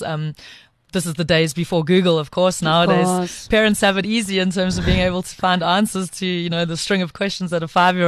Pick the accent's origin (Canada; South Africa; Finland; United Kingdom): South Africa; Pietermaritzburg, KwaZulu-Natal; also born or lived in Eastern Cape; So I grew up in Pietermaritzburg. Well, I was born in the Eastern Cape, moved to Pietermaritzburg when I was young